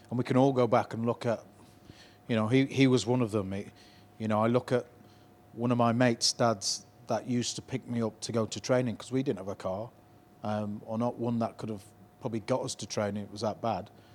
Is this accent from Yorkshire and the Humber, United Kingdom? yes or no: yes; Leeds, Yorkshire and the Humber, United Kingdom; I grew up in probably four of the most deprived areas in Leeds, Chapel Town, Harrods, Beeston, Hunslet